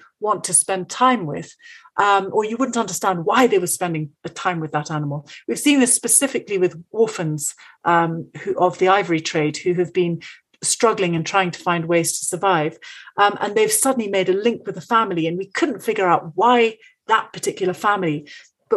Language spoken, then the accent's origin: English; Kenya; I'm actually Kenyan. I was born in Kenya